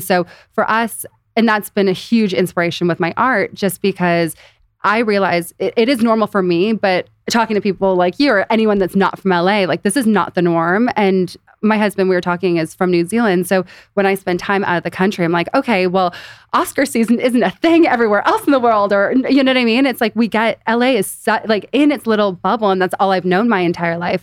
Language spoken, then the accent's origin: English; Beverly Hills, California, United States; also born or lived in Los Angeles; born and raised in Beverly Hills